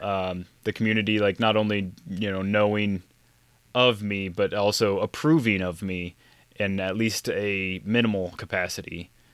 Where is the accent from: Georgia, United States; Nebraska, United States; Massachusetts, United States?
Nebraska, United States; Funk; my hometown-ish area of Funk, Nebraska